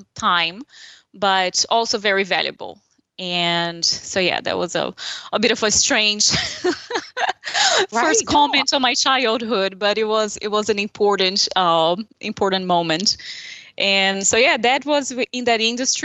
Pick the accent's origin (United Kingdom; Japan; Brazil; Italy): Brazil; São Paulo; English is a second language; moved away as an adult; now in Charleston, United States; that's my hometown